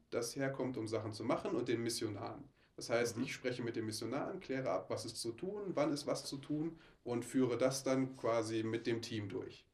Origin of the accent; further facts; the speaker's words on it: Oberhausen, North Rhine-Westphalia, Germany; moved away; Ich komme aus Oberhausen, ah. ähm, bin da geboren und groß geworden